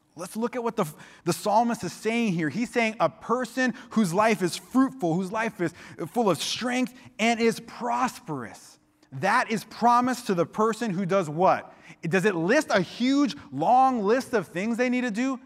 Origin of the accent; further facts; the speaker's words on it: Miami, Florida, United States; now in Santa Cruz, United States; I grew up in Miami